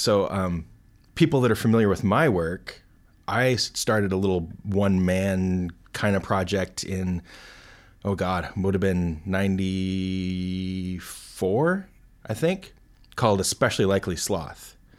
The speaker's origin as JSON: {"language": "English", "country": "United States", "said": "as an American"}